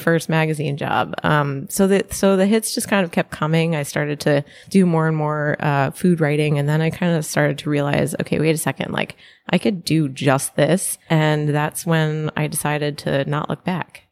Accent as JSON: {"language": "English", "region": "Connecticut", "country": "United States", "tie": "born or raised there", "said": "I grew up in Connecticut, sort of live near New York"}